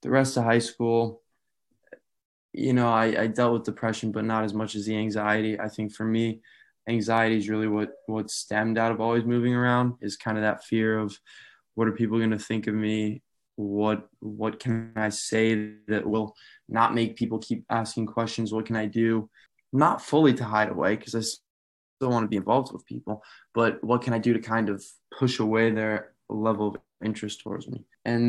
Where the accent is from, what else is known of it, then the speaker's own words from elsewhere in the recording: Albuquerque, New Mexico, United States; born there; also born or lived in Severna Park, Maryland; I was born in Albuquerque, New Mexico, but moved around a lot with my dad in the Air Force. So most recently lived in Severna Park, Maryland.